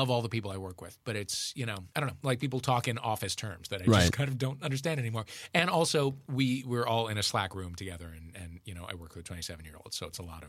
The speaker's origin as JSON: {"language": "English", "town": "St. Louis", "region": "Missouri", "country": "United States", "tie": "born or raised there", "said": "we grew up in St. Louis."}